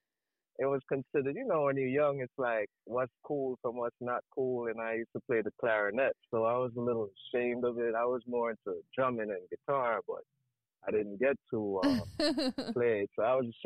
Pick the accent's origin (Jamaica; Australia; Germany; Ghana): Jamaica; Montego Bay, Saint James; moved away; also born or lived in United States; I'm from Jamaica, born in Montego Bay, St. James, Jamaica.